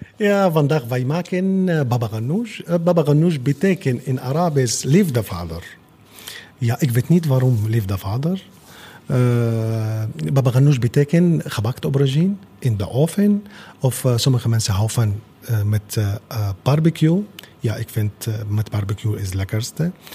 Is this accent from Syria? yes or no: yes; Damascus, Damascus Governorate, Syria; Dutch is a second language; moved away as an adult; now in Netherlands; ik kom uit Syrië, uh, in hoofdstad Damascus